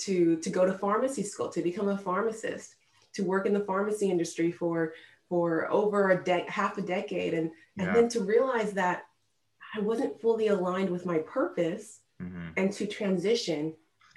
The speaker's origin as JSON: {"language": "English", "country": "United States", "tie": "born or raised there", "said": "My parents moved here from Nigeria when they were in their 20s, and then they had me and my two sisters here in America"}